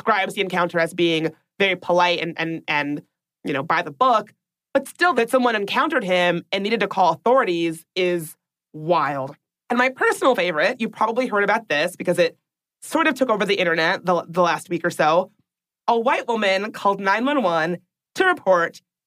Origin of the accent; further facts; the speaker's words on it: Washington, District of Columbia, United States; my hometown of Washington, D.C.